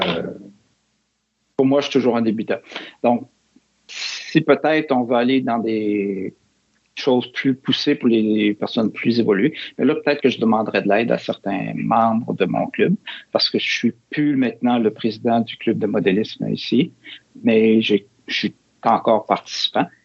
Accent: Quebec City, Quebec, Canada; moved away; je suis originaire de Québec.

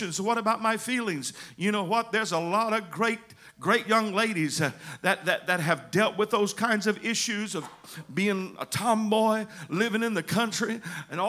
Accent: United States; our family is Scotch Welsh, not Scotch Irish. And then I have a little bit of Cherokee Indian in me, amen. But I'm American

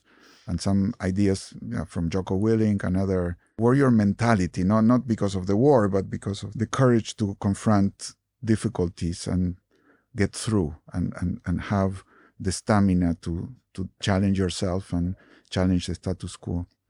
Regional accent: Argentina; moved away; I grew up in Argentina. I was born in Argentina

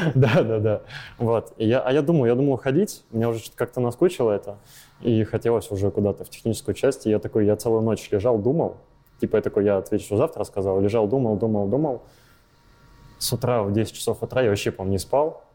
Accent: Volgograd, Volgograd Oblast, Russia; moved away as an adult; now in Saint Petersburg, Russia; Я из Волгограда. Я там родился, там рос лет 20, наверное.

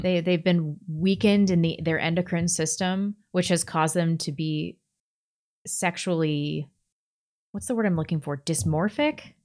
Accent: Ferndale, California, United States; moved away; I was born in Ferndale, which is Northern California

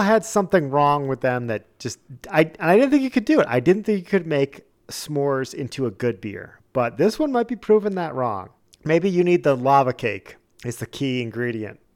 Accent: New England, United States; moved away; growing up in New England

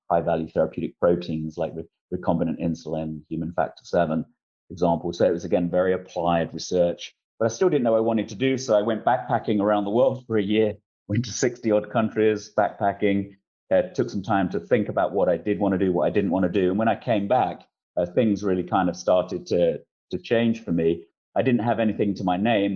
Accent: London, United Kingdom; moved away; also born or lived in Isle of Dogs, London / Essex; I was born in Eastender, son of a, a cleaner and, and, a builder who was an ex-con, grew up in Bow, East London, and then the Isle of Dogs

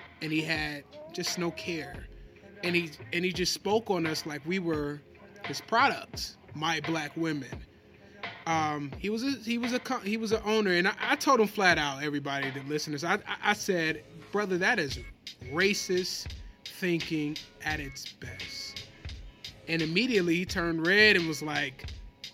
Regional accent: Detroit, Michigan, United States; we're from Detroit

